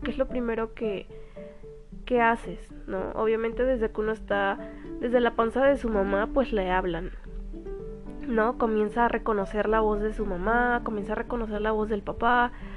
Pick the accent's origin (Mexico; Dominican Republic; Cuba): Mexico; also born or lived in Cuernavaca, Morelos; soy de México